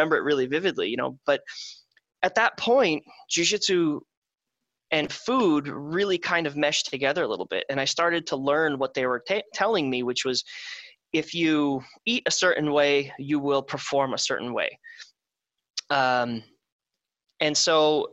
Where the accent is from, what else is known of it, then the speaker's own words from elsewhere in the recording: Wisconsin, United States; now in Southern California, United States; I'm from Wisconsin, where it's meat and cheese and beer